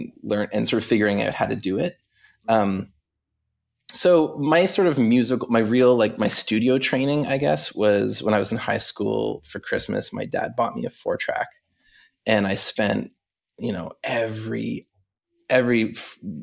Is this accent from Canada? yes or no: yes; Halifax, Nova Scotia, Canada; I grew up in Halifax, Nova Scotia, on the east coast of Canada